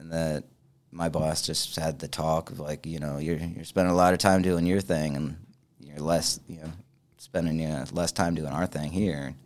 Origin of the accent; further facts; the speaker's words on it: Richmond, United States; moved away; I was born in Richmond